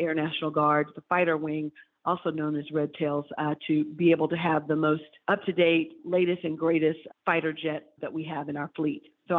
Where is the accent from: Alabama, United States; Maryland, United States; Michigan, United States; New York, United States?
Alabama, United States; Selma; my hometown, Selma, Alabama